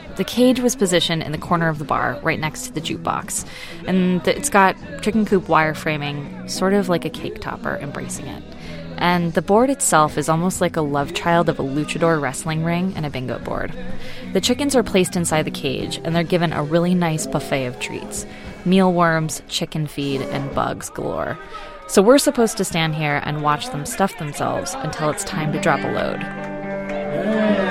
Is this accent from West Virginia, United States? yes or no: no; Austin, Texas, United States; I grew up in uh, West Austin.